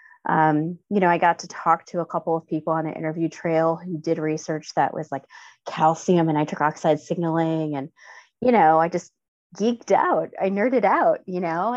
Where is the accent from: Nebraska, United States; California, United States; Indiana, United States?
Indiana, United States; Gary; I grew up in Gary, Indiana, which is a pretty underserved